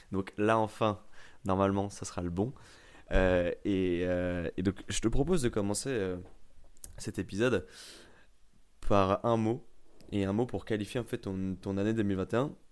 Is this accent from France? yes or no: yes; France; je suis un bon français